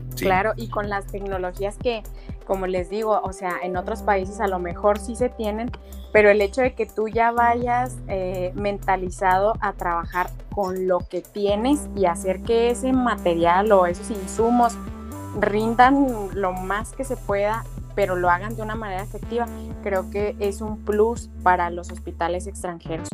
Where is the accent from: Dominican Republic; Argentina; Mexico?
Mexico; also born or lived in Chihuahua; aquí en México